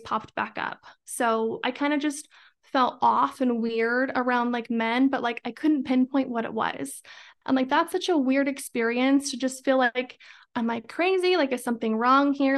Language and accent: English; Idaho, United States; I'm from Idaho, born and raised